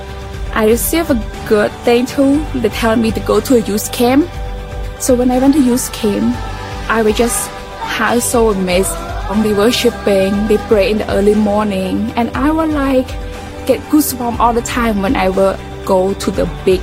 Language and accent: English; Battambang, Cambodia; moved away; I am originally from Cambodia